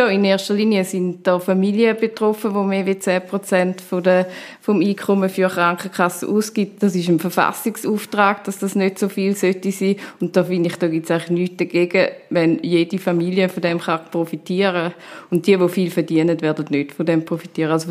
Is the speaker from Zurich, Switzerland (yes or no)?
yes; Stammheim, Zurich, Switzerland; now in Zurich, Switzerland; Ich bin aber aufgewachsen in Stammheim, ähm, im Wieland, auf dem Land, auf dem Bauernhof.